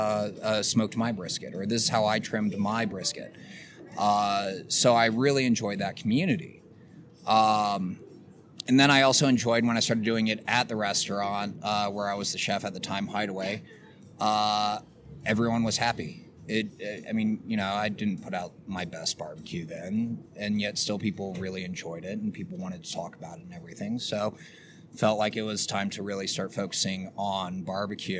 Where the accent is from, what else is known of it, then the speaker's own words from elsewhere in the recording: Virginia, United States; moved away; growing up in Virginia